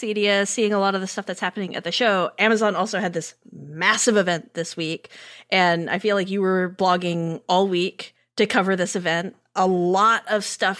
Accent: Fort Worth, Texas, United States; I'm from Fort Worth

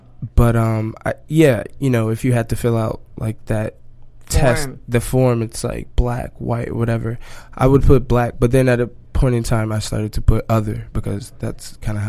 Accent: Chicago, Illinois, United States; moved away as an adult; now in Brooklyn, United States; I'm from Chicago originally.

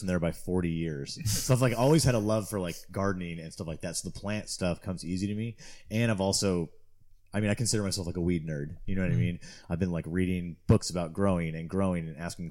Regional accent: Torrance, California, United States; moved away as an adult; also born or lived in Quincy, California / Humboldt, California; I grew up in Southern California in Torrance, which is just south of the airport in LA kind of.

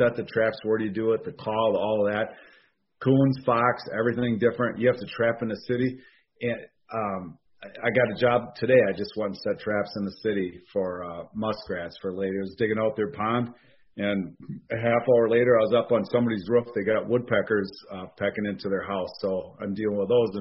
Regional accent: Oshkosh, Wisconsin, United States; now in Fond du Lac, United States; I'm in Fond du Lac, Wisconsin, born in Oshkosh, Wisconsin

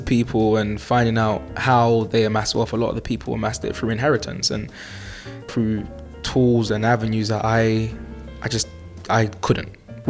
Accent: Newham, London, United Kingdom; I'm from Newham in East London.

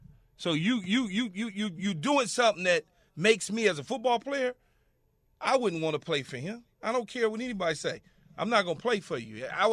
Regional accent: Los Angeles, California, United States; around Southern California and growing up in Los Angeles and being a USC bat boy, ball boy as a kid

